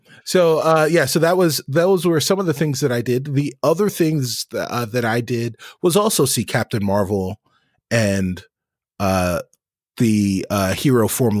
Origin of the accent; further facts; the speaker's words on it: New York, United States; As if those of you don't know, I am a New Yorker born and bred, and bleed New York teams.